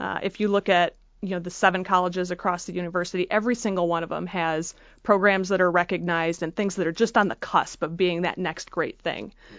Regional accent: Freeland, Michigan, United States; I grew up in Freeland, Michigan

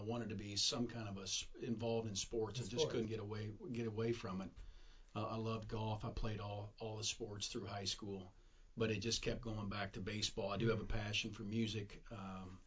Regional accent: Southern Indiana, United States; accent: drawl; moved away; also born or lived in New Albany, Indiana; I was in a couple different towns, moved a couple different elementary schools, but it was Southern Indiana

